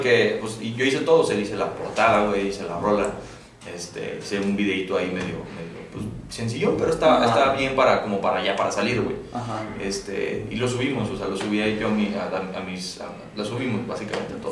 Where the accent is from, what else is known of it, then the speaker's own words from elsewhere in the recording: Guadalajara, Jalisco, Mexico; moved away as an adult; now in Mexico City, Mexico; Soy de Guadalajara, me estoy viviendo a vivir a México ahorita.